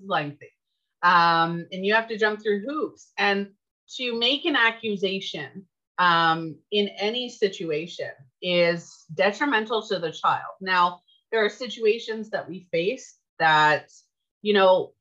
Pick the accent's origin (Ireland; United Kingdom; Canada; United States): Canada; I'm Canadian